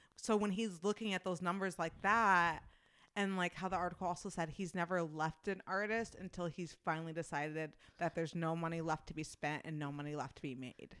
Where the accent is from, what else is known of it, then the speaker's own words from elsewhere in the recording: Midwest, United States; accent: thick Midwestern; my Midwestern accent is thick